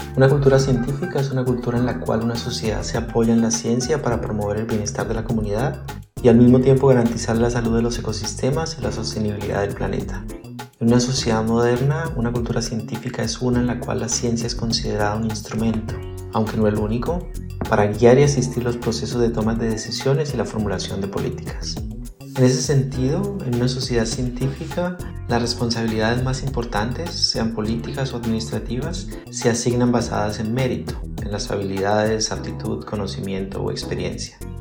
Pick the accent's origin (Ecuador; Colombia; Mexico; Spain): Colombia; moved away as an adult; also born or lived in Zurich, Switzerland; soy colombiano